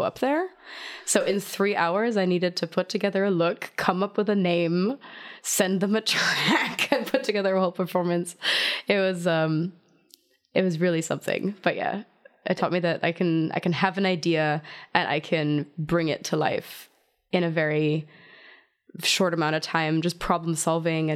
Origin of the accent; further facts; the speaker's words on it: outside of Zurich, Switzerland; English is a second language; moved away as an adult; also born or lived in Hanover, Germany / Rhode Island, United States; now in Berlin, Germany; Born in Germany, outside of Hanover. I was raised in Switzerland, outside of Zurich.